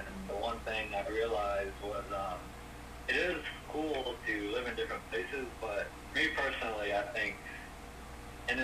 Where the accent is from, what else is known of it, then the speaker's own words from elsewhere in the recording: Pensacola, Florida, United States; now in Orlando, United States; Originally from Pensacola, Florida